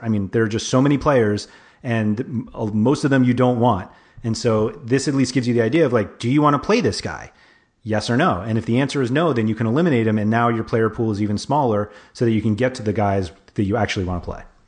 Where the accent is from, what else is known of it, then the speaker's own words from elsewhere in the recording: New York, United States; moved away; growing up in New York, like, I have friends who are Giants